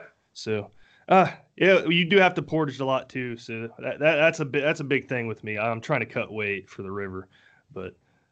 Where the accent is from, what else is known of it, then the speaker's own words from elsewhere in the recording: Dayton, Ohio, United States; I'm from the Dayton area.